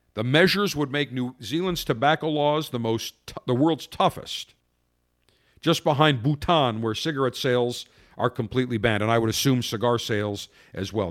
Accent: Buffalo, New York, United States; now in Tampa, United States; I'm from Buffalo

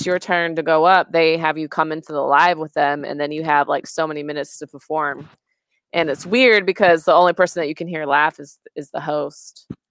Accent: Oregon, United States; I grew up in Oregon, so grew up around a lot of hippies.

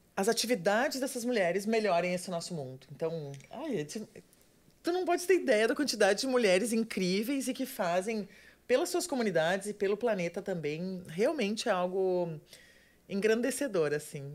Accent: Rio Grande do Sul, Brazil; moved away as an adult; also born or lived in Porto Alegre; now in Florianópolis, Brazil; até então eu estava morando em Porto Alegre, eu sou gaúcha

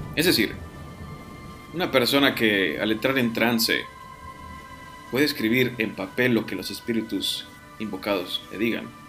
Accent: Piedras Negras, Coahuila, Mexico; moved away as an adult; also born or lived in Saltillo; now in Monterrey, Mexico; yo he vivido en la ciudad de Saltillo, en la ciudad de Pedres Negras, de donde, de donde yo soy, donde viví alrededor de 20 años

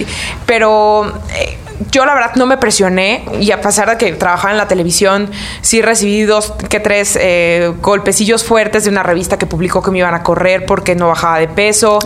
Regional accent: Michoacán, Mexico; como soy de Michoacán

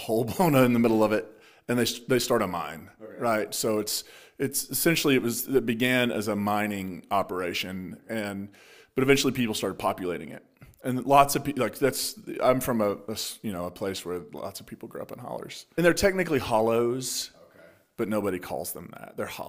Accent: Kentucky, United States; I'm from the Appalachian region, so Eastern Kentucky, West Virginia border town. Is where I grew up.

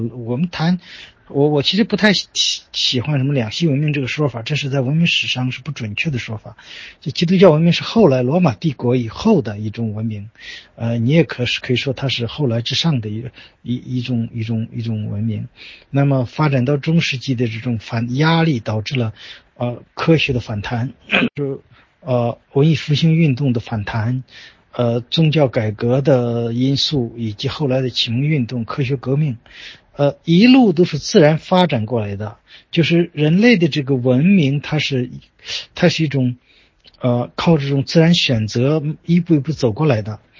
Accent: China; 因为我作为一个中国人，我自然深深地受儒家文化的影响

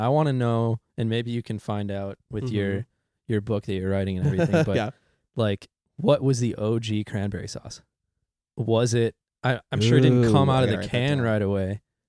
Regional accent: Kenosha, Wisconsin, United States; So to this day, especially speaking of my hometown, Ruffalo's Pizza, it's a local chain. There was three of them, and now there's two of them, I think.

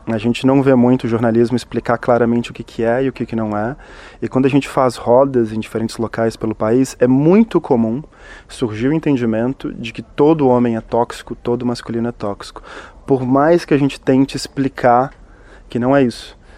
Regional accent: Minas Gerais, Brazil; sou mineiro, como meu conterrâneo Ismael

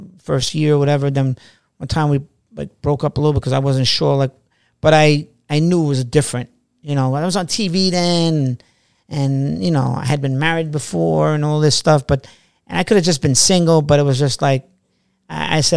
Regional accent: New York City, New York, United States; I'm from Queens

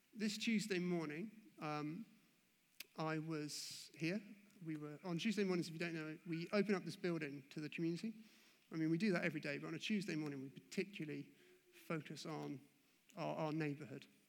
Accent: England, United Kingdom; moved away; growing up in the Anglican faith, in the Anglican church, uh, back over in England

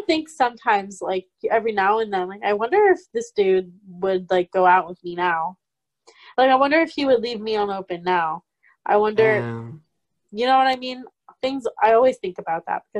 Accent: Nebraska, United States; I was in Nebraska. I'm from Nebraska

